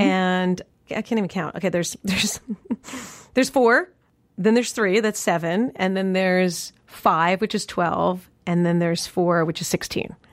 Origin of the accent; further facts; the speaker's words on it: New York, United States; moved away; my tradition in New York, growing up in New York